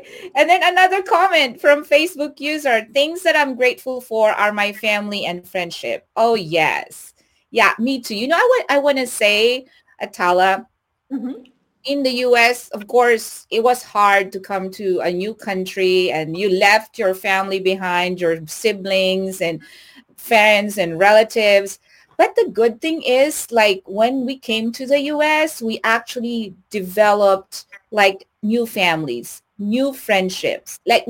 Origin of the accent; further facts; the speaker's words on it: Lubbock, Texas, United States; now in Houston, United States; when I was new here in Houston, Texas, and of course I came from Lubbock, and it's like everywhere in Lubbock is like 15 minutes away, right?